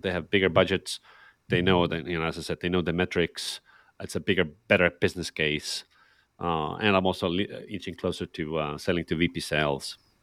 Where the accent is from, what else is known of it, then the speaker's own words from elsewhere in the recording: Estonia; I'm, I'm from Estonia, so a Nordic, uh, Nordic country